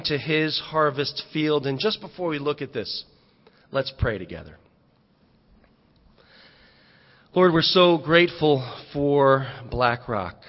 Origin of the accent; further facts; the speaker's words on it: Fairfield County, Connecticut, United States; growing up, I'm from Fairfield County, and we had some money